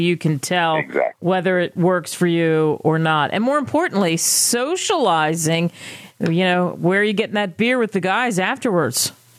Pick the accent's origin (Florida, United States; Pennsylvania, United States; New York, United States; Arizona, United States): Pennsylvania, United States; Philadelphia; I'm from Philadelphia.